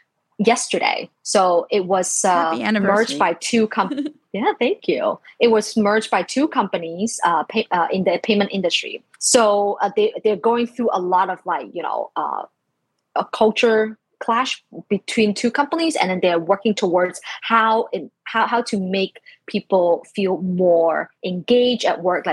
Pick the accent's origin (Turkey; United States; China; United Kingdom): China; moved away; I was born in like mid 80s in China. So like growing up in China